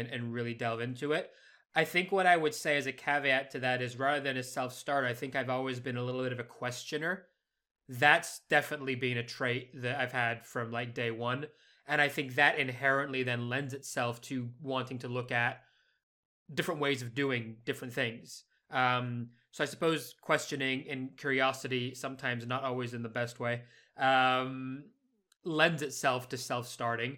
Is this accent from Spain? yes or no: yes; Spain; moved away; growing up in Spain where they can't pronounce SH at all